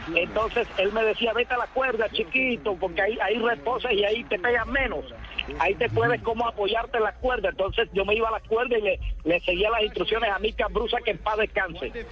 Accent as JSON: {"language": "Spanish", "region": "Córdoba", "country": "Colombia", "tie": "born or raised there", "said": "para Córdoba, para mi tierra natal"}